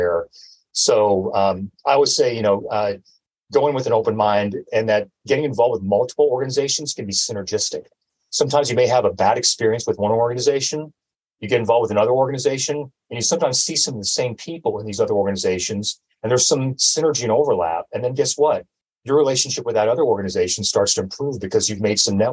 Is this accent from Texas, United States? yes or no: yes; Texas, United States; also born or lived in San Diego, California; now in Humboldt County, United States; I'm always a Texan, even though I was born in San Diego. But all my formative years in education, everything was in Texas